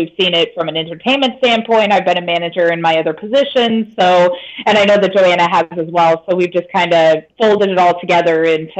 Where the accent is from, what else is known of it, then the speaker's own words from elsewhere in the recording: Billings, Montana, United States; moved away as an adult; also born or lived in North Carolina / South Florida; now in Destin, United States; I'm born and raised in Billings, Montana, randomly. So I was in Montana for years. And then I went to college in North Carolina